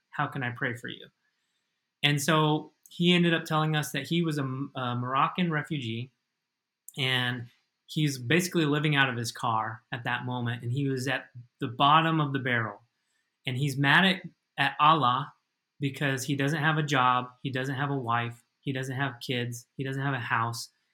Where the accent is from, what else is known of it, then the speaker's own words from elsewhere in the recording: United States; moved away as an adult; now in Madrid, Spain; as an American